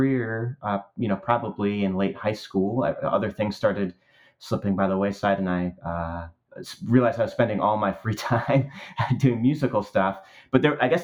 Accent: New Jersey, United States; I grew up on the East Coast in the United States in New Jersey

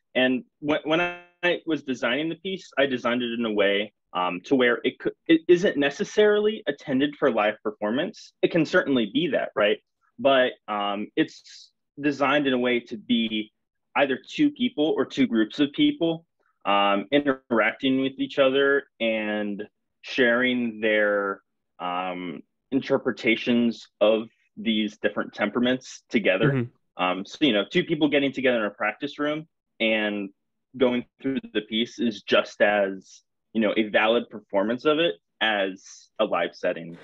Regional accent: St. Petersburg, Florida, United States; moved away as an adult; now in Pennsylvania, United States; I grew up in St. Petersburg, um, I did my undergraduate degree with Tucker at the University of South Florida, um, where then I went to PSU

